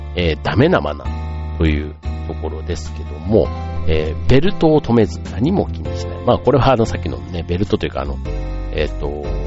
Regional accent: Osaka, Japan; moved away; 僕大阪出身

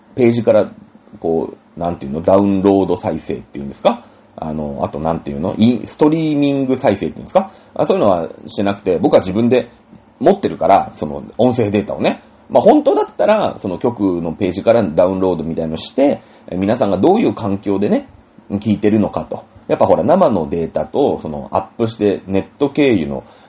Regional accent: Japan; 日本人ですから、日本に生まれて

